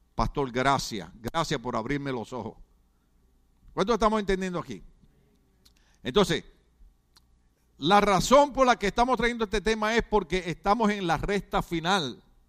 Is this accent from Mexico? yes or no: no; Puerto Rico; now in United States; En Puerto Rico calzón es, es esto, es pantalón